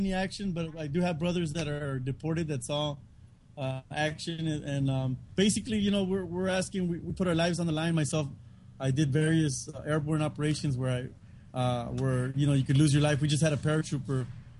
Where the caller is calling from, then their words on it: Tijuana, Baja California, Mexico; also born or lived in United States; I'm calling you guys from Tijuana, Mexico, Baja California.